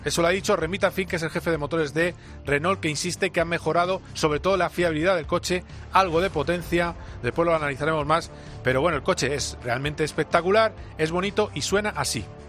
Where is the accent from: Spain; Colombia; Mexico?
Spain; Alcobendas, Community of Madrid; yo soy de Alcobendas